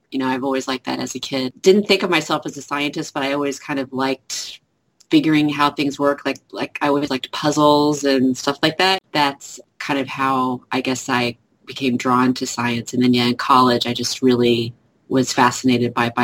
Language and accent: English; Texas, United States; also born or lived in Oklahoma; I'm a Texan. I've lived here almost all my life, Texas and Oklahoma.